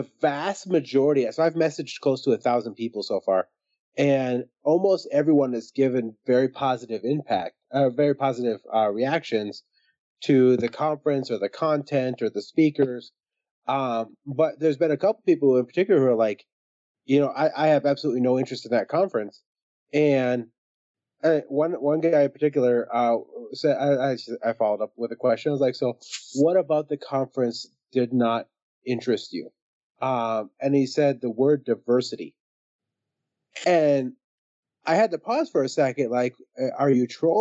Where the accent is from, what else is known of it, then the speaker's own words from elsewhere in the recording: Minneapolis, Minnesota, United States; I grew up in Minneapolis and my high school is 26% white